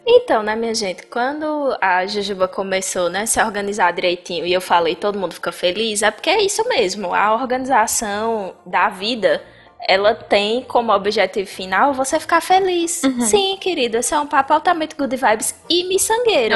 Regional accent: Bahia, Brazil; Eu sou baiana

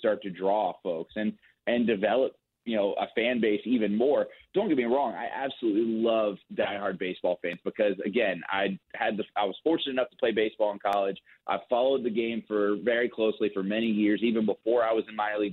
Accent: Dallas-Fort Worth area, Texas, United States; now in Wichita, United States; I grew up in the Dallas-Fort Worth area

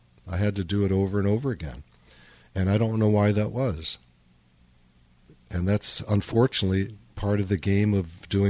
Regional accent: Chicago, Illinois, United States; Okay. My hometown.

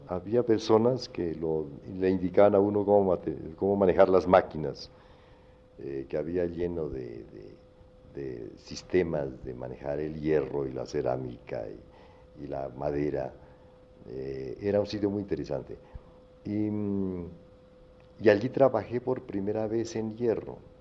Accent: Popayán, Cauca, Colombia; moved away as an adult; also born or lived in Cali / New York; hiciera mi bachillerato en la Universidad del Cauca

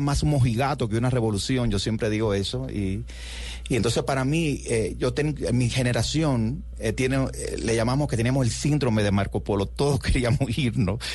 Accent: Cuba; born or raised there; moved away as an adult; also born or lived in New York; now in United States

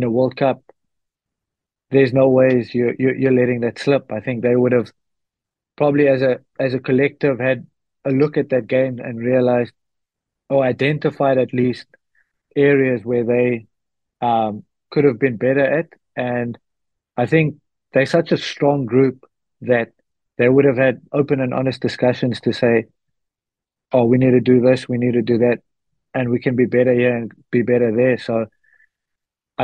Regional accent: South Africa; moved away as an adult; now in La Rochelle, France; us as South African rugby supporters

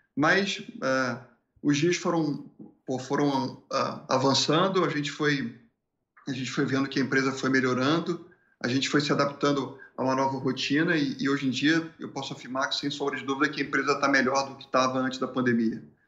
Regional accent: Rio de Janeiro, Brazil; moved away as an adult; also born or lived in Porto Alegre; do Rio de Janeiro porque eu não quero ficar aqui nesse, nesse lugar mais onde, onde eu nasci

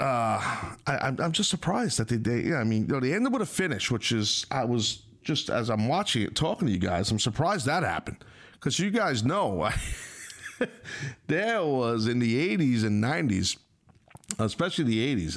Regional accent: Northeast, United States; I'm a guy from the Northeast

